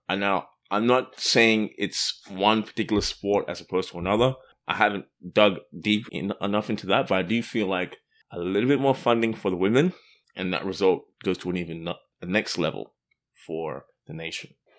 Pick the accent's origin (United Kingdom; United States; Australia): Australia; moved away; I grew up in Australia, as you may have guessed from the accent.